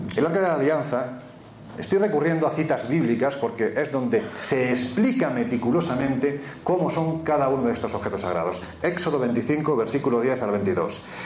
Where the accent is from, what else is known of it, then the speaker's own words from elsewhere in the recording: Jaén, Andalusia, Spain; en mi tierra, en Jaén